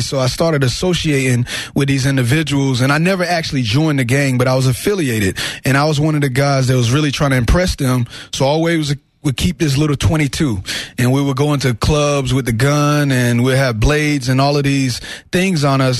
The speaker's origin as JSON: {"language": "English", "town": "Wilson", "region": "North Carolina", "country": "United States", "tie": "born or raised there", "also_born_or_lived": "Fayetteville, North Carolina", "said": "Wilson, North Carolina. Fayetteville was when I went to college"}